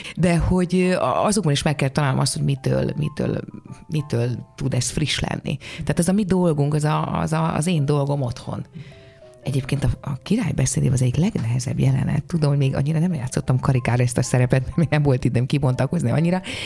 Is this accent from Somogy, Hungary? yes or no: no; Hódmezővásárhely, Csongrád-Csanád, Hungary; moved away; a szülővárosom díját, ahol ez a hódmezővásárhely